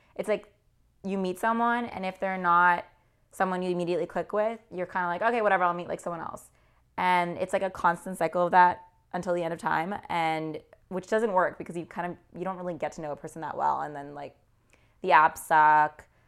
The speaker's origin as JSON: {"language": "English", "region": "California", "country": "United States", "also_born_or_lived": "Midwest", "moved": "as an adult", "lives_now": "New York, United States", "said": "I'm from California originally"}